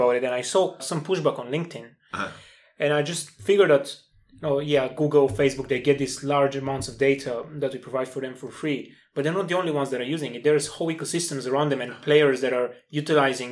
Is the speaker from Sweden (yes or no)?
no; Bulgaria; moved away; back in my home country, Bulgaria